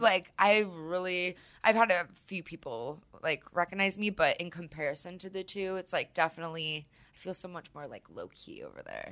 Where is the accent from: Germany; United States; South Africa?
United States; California; also born or lived in Florida; now in Colorado, United States; I'm from California, but, and then I lived in Florida for a little bit